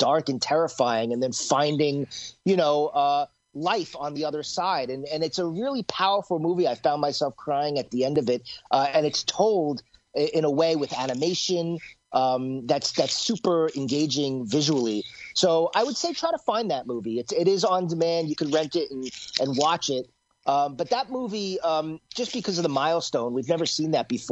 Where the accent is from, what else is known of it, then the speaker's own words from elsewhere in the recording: New York, United States; I'm a New Yorker